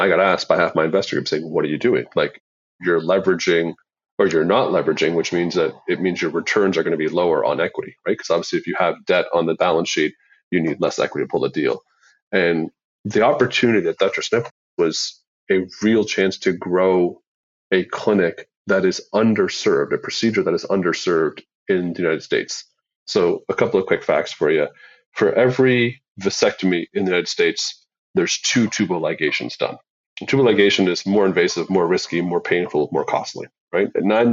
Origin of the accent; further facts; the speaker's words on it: Canada; I'm Canadian